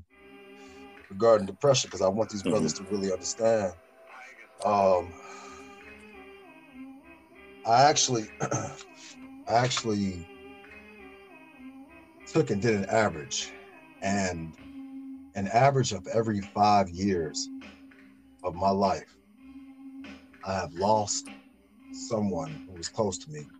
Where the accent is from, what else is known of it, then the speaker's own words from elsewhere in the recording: Chicago, Illinois, United States; we all said the same growing up in Chi, where we had tough ass mamas